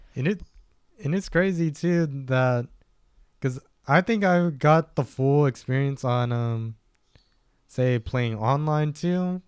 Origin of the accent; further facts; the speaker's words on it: Stockton, California, United States; also born or lived in Lodi, California / Galt, California; where I grew up was more in Stockton. I was born out in Lodi